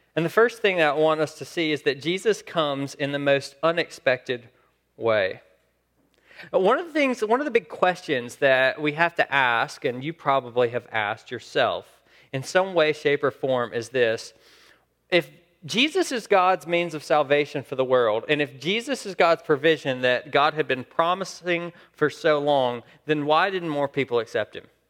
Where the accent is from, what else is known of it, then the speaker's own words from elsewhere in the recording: Saskatchewan, Canada; I'm from Saskatchewan.